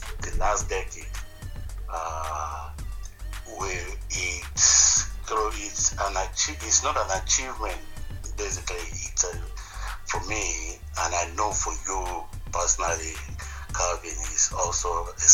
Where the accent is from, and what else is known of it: Nigeria